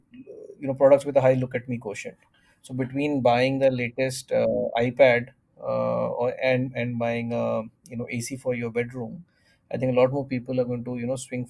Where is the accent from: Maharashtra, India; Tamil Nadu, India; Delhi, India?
Delhi, India; growing up in Delhi